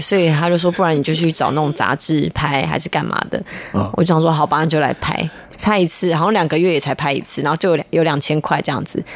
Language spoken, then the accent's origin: Chinese; Taipei, Taiwan; 我是就是土生土长的台北人